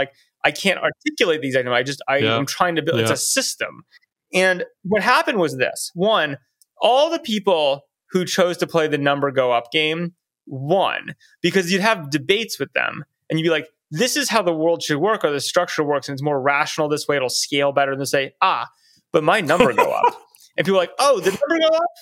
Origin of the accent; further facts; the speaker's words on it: United States; as American